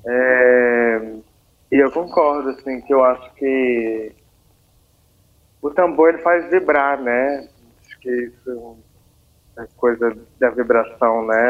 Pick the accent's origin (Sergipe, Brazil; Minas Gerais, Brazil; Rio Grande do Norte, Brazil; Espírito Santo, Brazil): Minas Gerais, Brazil; Congonhas; eu nasci em Congonhas, né, onde eu estou agora, aqui em Minas Gerais